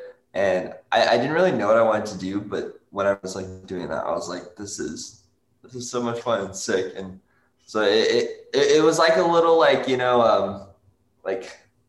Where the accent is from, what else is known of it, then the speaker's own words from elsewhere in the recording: Dallas, Texas, United States; moved away as an adult; also born or lived in Australia; now in Los Angeles, United States; I was born in Dallas, Texas, and lived there my whole life until I was like 20. Yeah, I was 20 and moved to Australia where I met these boys.